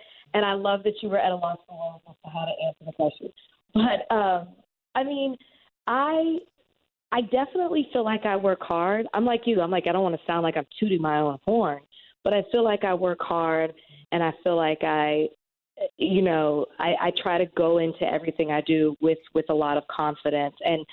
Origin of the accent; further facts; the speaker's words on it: Texas, United States; moved away as an adult; also born or lived in Dallas; now in Miami, United States; I'm from Texas